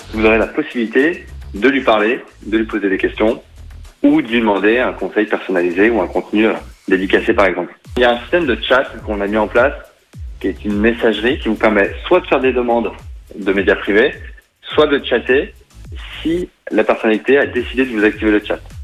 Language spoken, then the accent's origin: French; Saint-Étienne, Auvergne-Rhône-Alpes, France; En tant que Stéphanois